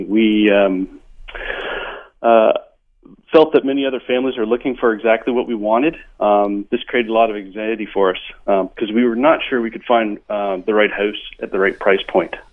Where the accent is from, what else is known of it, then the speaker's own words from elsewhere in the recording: Ontario, Canada; moved away as an adult; now in Vancouver, Canada; we came from Ontario housing in Ontario is considerably less than it is in Vancouver.